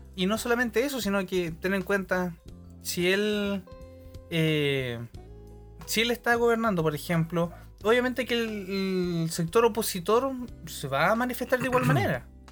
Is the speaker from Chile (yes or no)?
yes; Santiago, Santiago Metropolitan Region, Chile; como santiaguino acalorado